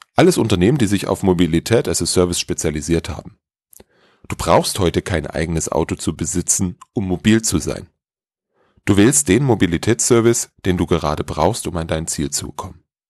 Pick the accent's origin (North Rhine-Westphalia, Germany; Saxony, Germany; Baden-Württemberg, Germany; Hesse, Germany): Saxony, Germany; Dresden; in meiner Heimatstadt Dresden